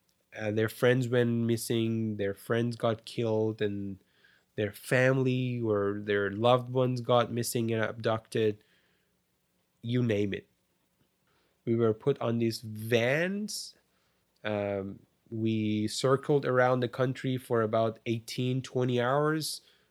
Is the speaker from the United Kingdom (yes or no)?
no; Canada; I'm saying me as a Canadian, I am so spoiled and privileged that now I don't even think about those